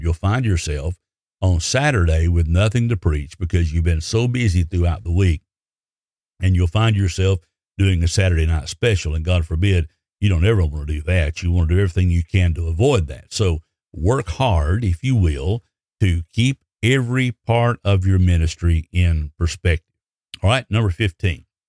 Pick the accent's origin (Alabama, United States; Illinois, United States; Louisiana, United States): Alabama, United States; I was raised in Alabama